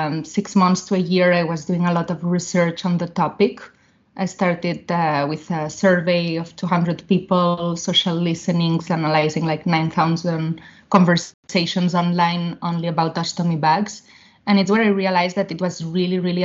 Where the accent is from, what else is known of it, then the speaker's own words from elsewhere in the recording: Barcelona, Catalonia, Spain; moved away as an adult; also born or lived in London, United Kingdom / Boston, United States; now in Palo Alto, United States; I'm from Barcelona, from Spain.